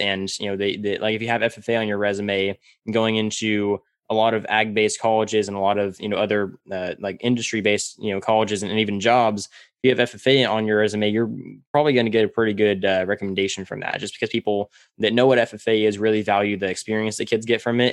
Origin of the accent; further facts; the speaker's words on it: Central California, United States; I uh, was born and raised in Central California, and I was raised all around dairy farms